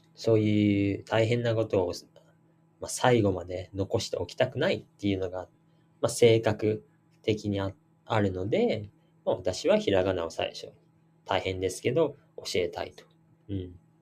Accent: Japan; 私たち日本人

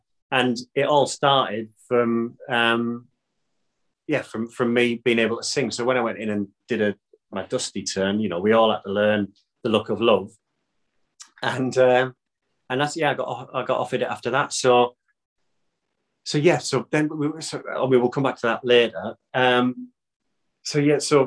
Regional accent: Stockton-on-Tees, North East England, United Kingdom; born or raised there; accent: Teesside; now in South of England, United Kingdom

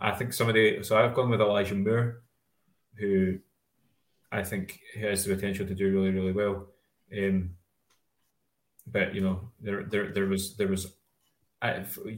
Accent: Scotland, United Kingdom; we're Scottish

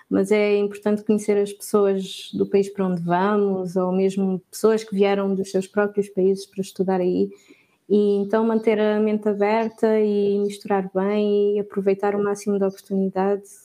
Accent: Porto, Norte, Portugal; also born or lived in Lisbon; now in Cape Verde; eu acho que nunca tive muito o, o sotaque do Porto, porque também vivi muitos anos em Lisboa, então eu sempre fui um híbrido que adapto-me com quem estou a falar.

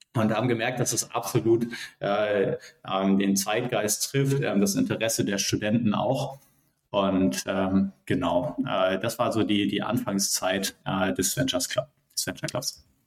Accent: Hamburg, Germany; moved away as an adult; also born or lived in Münster; Ich komme ursprünglich aus Hamburg

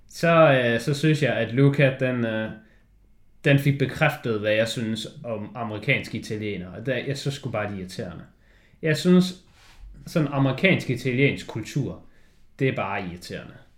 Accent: Denmark; når du kommer derned som dansker

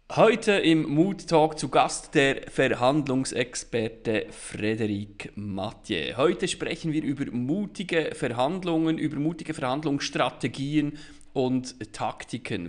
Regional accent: Bern, Switzerland; ich als Berner

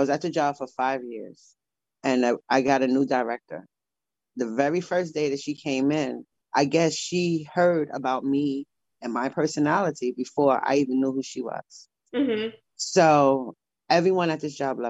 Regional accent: New York, United States; now in Martha's Vineyard, United States; I'm from New York also.

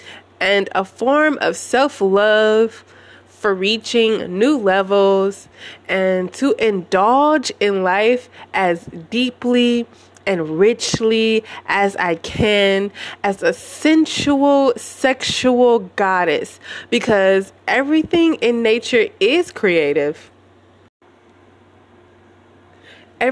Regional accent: United States; growing up in America

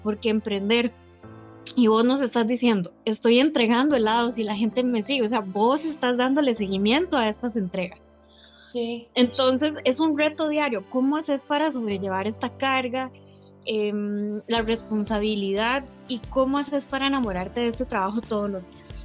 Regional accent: Costa Rica; yo soy vecina, digamos, yo soy de ahí de José María

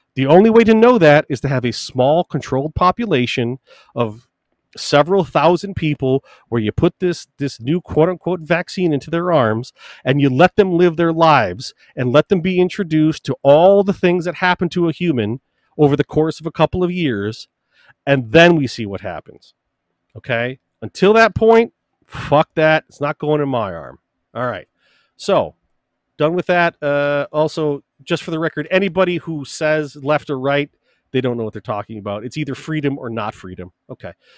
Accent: United States; as both an American born and bred and a Christian

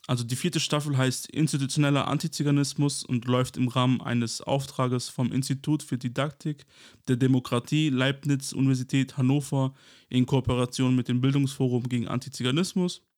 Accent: Kosovo; now in Germany; ursprünglich im Kosovo geboren und bin 1999 mit meiner Familie quasi wegen dem Kosovo-Krieg nach Deutschland geflüchtet

